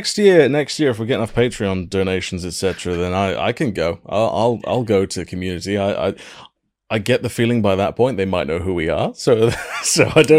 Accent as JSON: {"language": "English", "region": "Wales", "country": "United Kingdom", "tie": "born or raised there", "said": "my home country of Wales"}